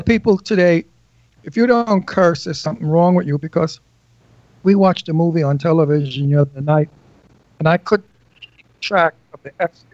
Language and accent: English; Brooklyn, New York, United States; When I was 13, living in, in coming from Brooklyn